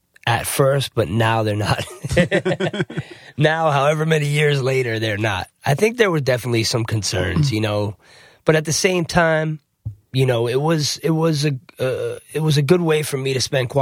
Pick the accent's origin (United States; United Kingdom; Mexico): United States; New Jersey; also born or lived in South Florida; I'm actually from New Jersey originally. I was born in Jersey.